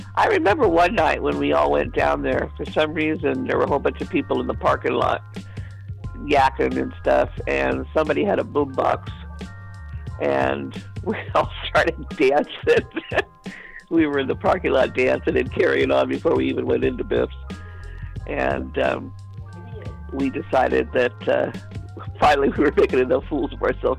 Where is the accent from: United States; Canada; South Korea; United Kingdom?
United States; Oakland, California; I grew up in East Oakland off of High Street